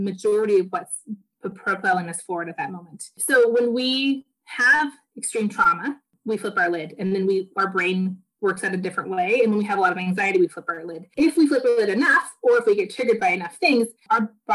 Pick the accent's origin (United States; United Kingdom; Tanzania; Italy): United States; the Northwest, Pacific Northwest; now in Portland, United States; So I am from the Northwest. I live in Portland, Oregon